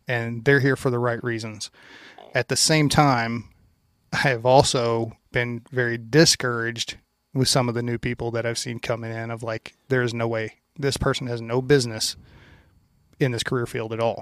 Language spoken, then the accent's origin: English; Louisiana, United States; moved away; where I grew up in Louisiana, I grew up out in the country